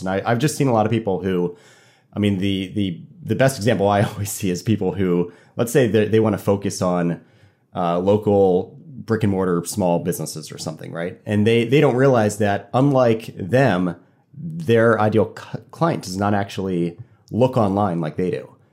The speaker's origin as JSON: {"language": "English", "town": "Fort Lauderdale", "region": "Florida", "country": "United States", "also_born_or_lived": "Annapolis, Maryland", "moved": "yes", "lives_now": "Norfolk, United States", "said": "I went to college in Annapolis, and I'm from Fort Lauderdale, so kind of boating's in my blood."}